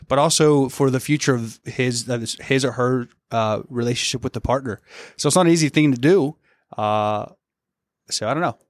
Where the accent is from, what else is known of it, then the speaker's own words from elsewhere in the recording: the South, United States; moved away; I'm from the South